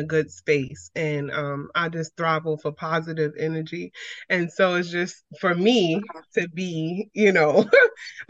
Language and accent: English; New York City, New York, United States; I'm from Brooklyn, New York.